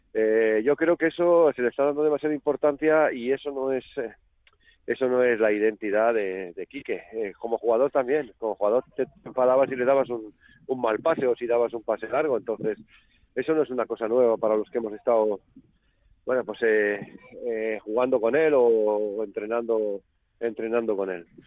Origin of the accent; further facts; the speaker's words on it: Catalonia, Spain; now in Logroño, Spain; yo soy catalán, poca gente lo sabe. Yo me he educado futbolísticamente en Cataluña